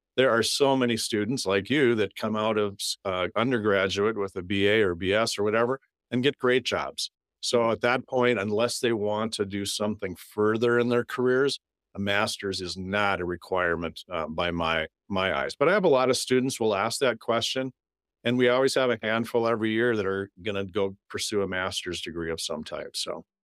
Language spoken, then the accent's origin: English; North Dakota, United States; now in Minnesota, United States; growing up in North Dakota, you don't have any professional teams